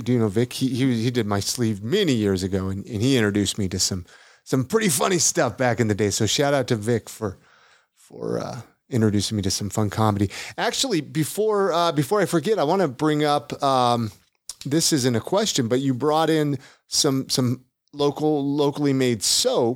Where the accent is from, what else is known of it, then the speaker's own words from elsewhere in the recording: California, United States; now in Salt Lake City, United States; I'm from California